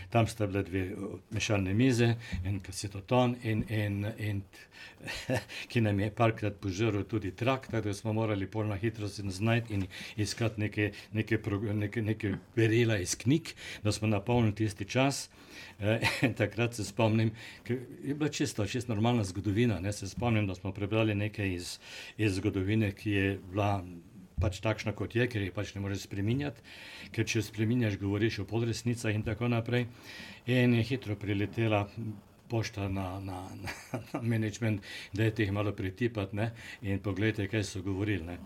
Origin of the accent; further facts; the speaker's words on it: Slovenia; now in Australia; In že takrat smo imeli Slovenci več ali manj skoraj. Kar nekaj problemov z tem